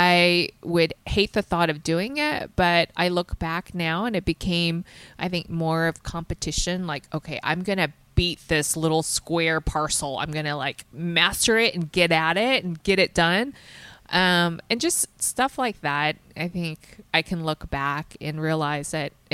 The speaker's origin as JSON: {"language": "English", "region": "the South", "country": "United States", "tie": "born or raised there", "said": "I grew up in the South, so it's pretty humid in the summer"}